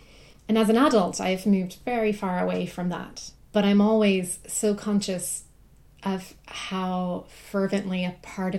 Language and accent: English; South Carolina, United States; Yeah. I mean, I'm from South Carolina, which most people who are from South Carolina could probably say the same.